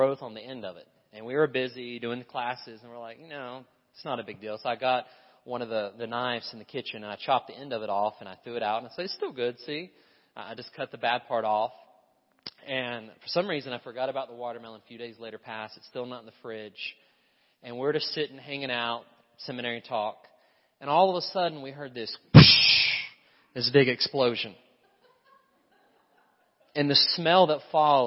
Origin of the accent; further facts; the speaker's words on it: Appalachia, United States; also born or lived in French Broad River; I'm from Appalachia